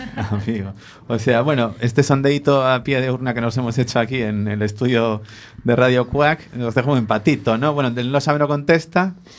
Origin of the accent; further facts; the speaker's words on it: Spain; somos muy, muy españoles